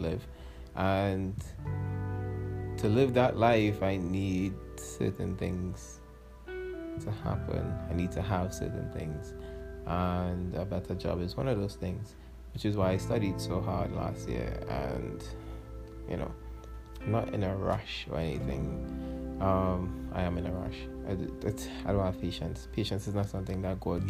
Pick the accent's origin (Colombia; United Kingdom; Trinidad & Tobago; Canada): Trinidad & Tobago; as a Trinidadian hip-hop artist, I should say, like, we're not really appreciated in Trinidad and Tobago